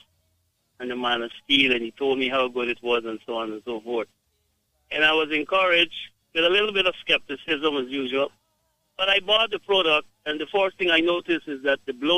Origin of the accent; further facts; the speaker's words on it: Guyana; I am from Guyana